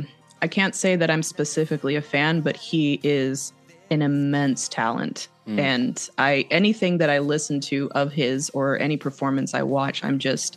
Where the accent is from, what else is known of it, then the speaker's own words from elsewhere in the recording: Los Angeles, California, United States; moved away as an adult; also born or lived in Arizona; now in St. Ives, United Kingdom; I grew up in South Central. I grew up like, you know, in the grimy, I don't want to call it grimy, but like in the grittier areas, I suppose.